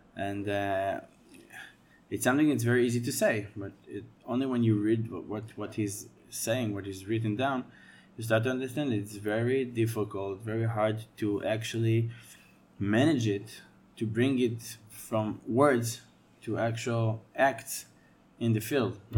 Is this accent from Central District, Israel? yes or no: yes; Rehovot, Central District, Israel; to grow up in Israel as a Jewish kid